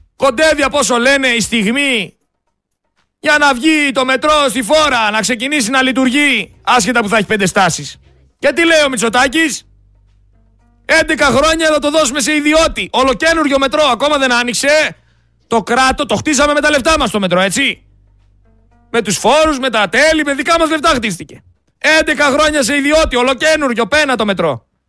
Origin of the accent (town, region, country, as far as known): Greece